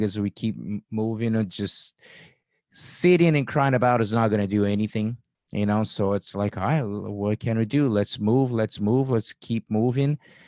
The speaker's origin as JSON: {"language": "English", "country": "Brazil", "moved": "yes", "lives_now": "United States", "said": "I came from Brazil"}